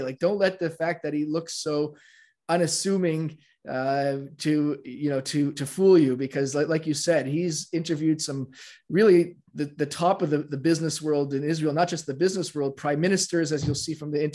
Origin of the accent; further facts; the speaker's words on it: Canada; moved away; I'm from Canada. I'm from Canada originally.